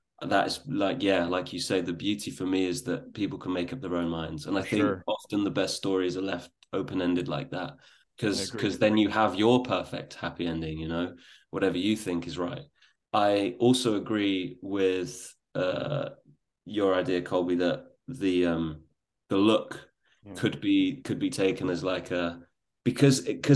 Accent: England, United Kingdom

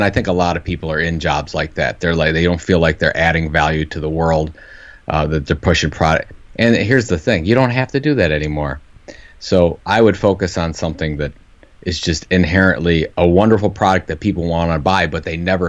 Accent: Cleveland, Ohio, United States; I'm from Cleveland, Ohio.

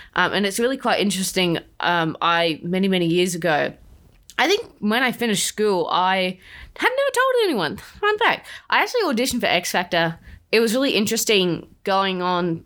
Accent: Australia

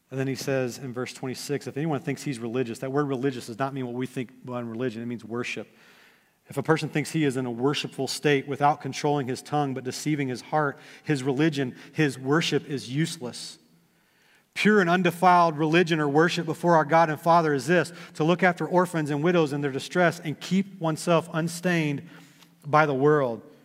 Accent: Texas, United States; now in Dayton, United States; I grew up in Texas

